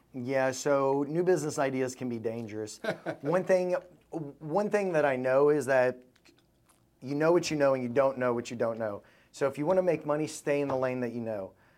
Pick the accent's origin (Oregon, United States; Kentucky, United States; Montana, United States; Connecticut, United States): Kentucky, United States; Louisville; I was raised in Louisville, Kentucky.